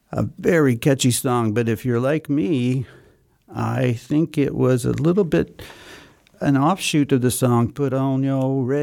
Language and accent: English; Tehran, Tehran Province, Iran; now in Vienna, Austria